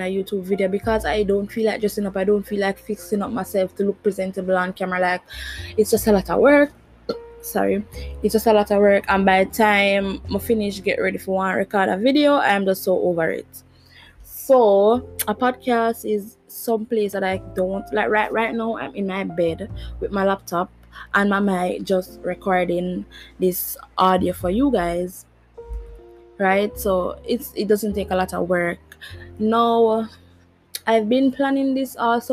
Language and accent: English; Jamaica; I'm Jamaican. For all who never know, yeah, I'm Jamaican.